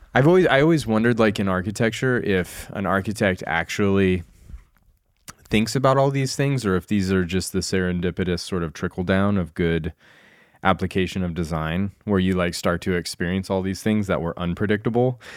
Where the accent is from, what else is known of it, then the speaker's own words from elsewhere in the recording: Glenwood Springs, Colorado, United States; moved away; in Glenwood Springs where I grew up